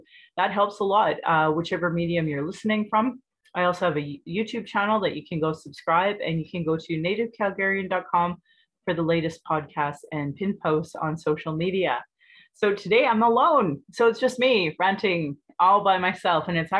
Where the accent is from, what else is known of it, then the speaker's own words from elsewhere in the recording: Calgary, Alberta, Canada; I was born in Calgary or in Blackfoot, Mulkinstis, as … an English name which has afforded me privilege in an English colonial world. My mother is Northern Slavey Dene or Saatu Dene